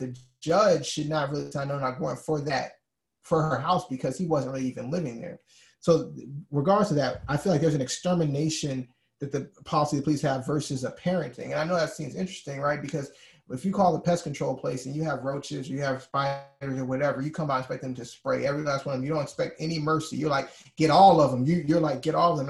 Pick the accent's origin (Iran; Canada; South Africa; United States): United States; Alabama; moved away; I'm from Alabama originally